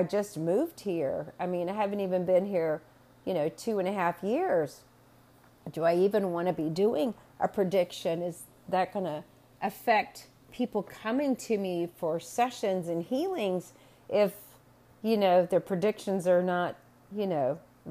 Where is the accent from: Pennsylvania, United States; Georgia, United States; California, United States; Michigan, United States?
Georgia, United States; Atlanta; I was born and raised in Atlanta